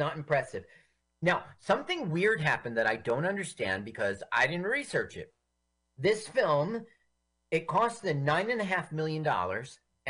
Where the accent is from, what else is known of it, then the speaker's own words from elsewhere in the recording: Phoenix, Arizona, United States; moved away; I grew up in Phoenix